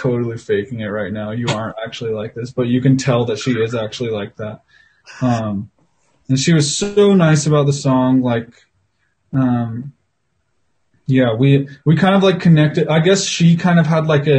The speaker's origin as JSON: {"language": "English", "town": "Salt Lake City", "region": "Utah", "country": "United States", "tie": "born or raised there", "said": "I'm in Salt Lake right now, and I grew up in Salt Lake."}